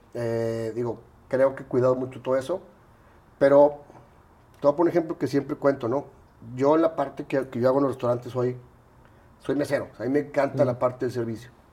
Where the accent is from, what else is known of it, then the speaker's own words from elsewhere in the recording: Monterrey, Nuevo León, Mexico; also born or lived in Mexico City; Viví, nací aquí, eh, me fui a la Ciudad de México 12 años y regreso a los 13